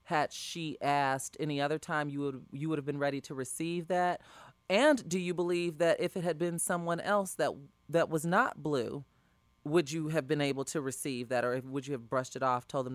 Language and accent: English; Chicago, Illinois, United States; As a Chicagoan